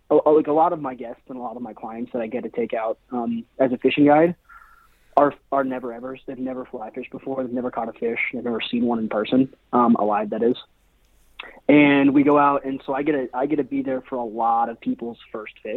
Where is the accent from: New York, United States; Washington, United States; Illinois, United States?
Washington, United States; Seattle; also born or lived in Spain / Paris; I was born and raised in Seattle.